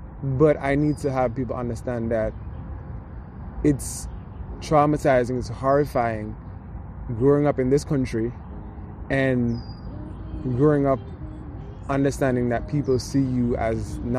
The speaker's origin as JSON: {"language": "English", "country": "Jamaica", "tie": "born or raised there", "moved": "yes", "lives_now": "United States", "said": "Growing up in Jamaica"}